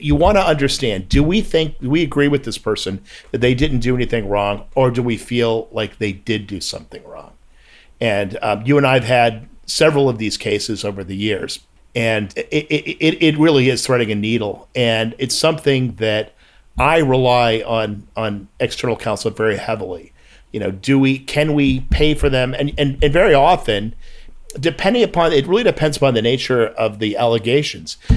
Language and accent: English; United States; I'm an American